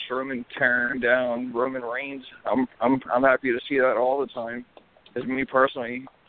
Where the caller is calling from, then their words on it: Virginia, United States; I'm from Virginia.